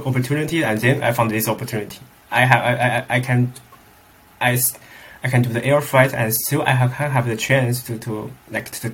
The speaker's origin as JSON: {"language": "English", "country": "China", "tie": "born or raised there", "moved": "as an adult", "lives_now": "Netherlands", "said": "my hometown is a very inland city"}